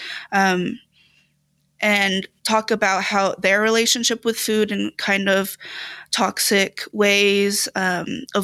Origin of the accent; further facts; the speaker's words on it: United States; full American